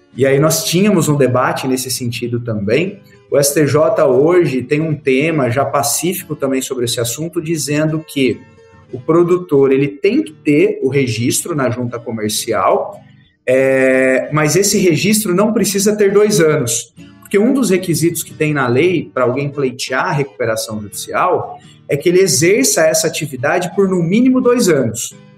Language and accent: Portuguese; Barra Bonita / Jaú, interior of São Paulo, Brazil; moved away as an adult; also born or lived in Ribeirão Preto; now in Ji-Paraná, Brazil; Eu sou do interior de São Paulo. Sou ali bem do centro de São Paulo, ali Barra Bonita, Jaú